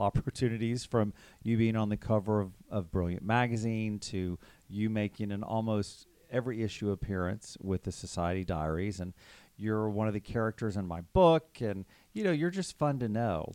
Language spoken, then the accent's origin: English; Texas, United States; growing up in Texas